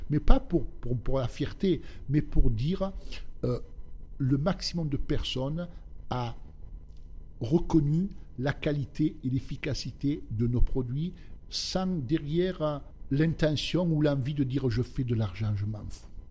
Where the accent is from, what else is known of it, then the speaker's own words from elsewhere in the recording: Basses-Alpes and upper Var, Provence-Alpes-Côte d'Azur, France; also born or lived in southern Italy; Je suis venu en France, j'avais à l'âge de 3 ans. Et j'ai vécu euh, dans la région des Basses-Alpes et du haut var